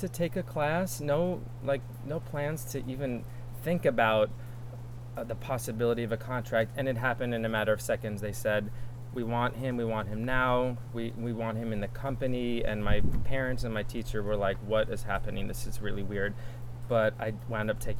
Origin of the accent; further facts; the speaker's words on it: Long Island, New York, United States; I'm from Long Island, New York. Grew up about an hour and a half outside of the city.